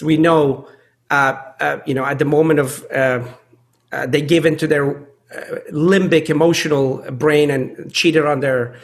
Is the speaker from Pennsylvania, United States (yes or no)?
yes; Pittsburgh, Pennsylvania, United States; groups that I grew up with in Pittsburgh